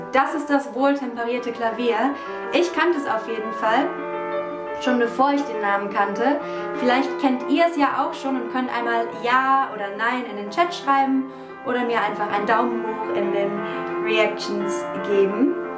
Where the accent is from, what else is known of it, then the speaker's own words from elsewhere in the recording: Cologne, North Rhine-Westphalia, Germany; meiner Heimatstadt Köln